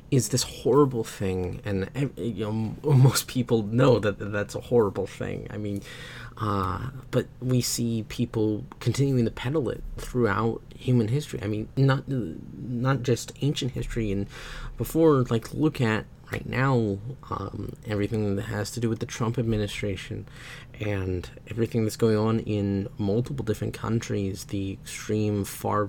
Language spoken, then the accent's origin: English; Oklahoma, United States; moved away as an adult; also born or lived in United Kingdom; I'm from Oklahoma, I'm from the United States